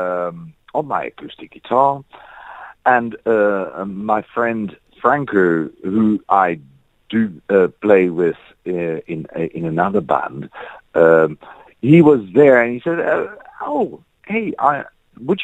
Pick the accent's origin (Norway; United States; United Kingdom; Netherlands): Netherlands; now in South Africa; I'm from the Netherlands, where we have snow